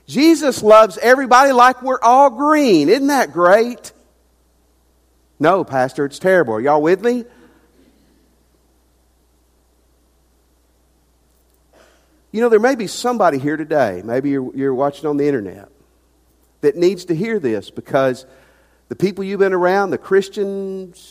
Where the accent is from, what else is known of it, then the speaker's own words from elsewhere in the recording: the South, United States; now in Ruston, United States; I grew up in the South. I've been in the South my whole life